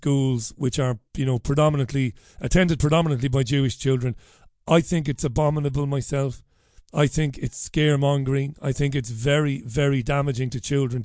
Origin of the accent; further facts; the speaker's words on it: Ireland; an Irishman of 48 years of age